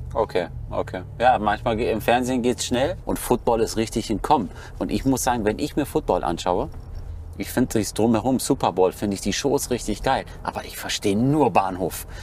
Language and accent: German; Schloss Holte-Stukenbrock, North Rhine-Westphalia, Germany; bin in Schloss Holte-Stubenbrock zur Schule Schauspielschule gegangen, vor Ort von Bielefeld, 15 Kilometer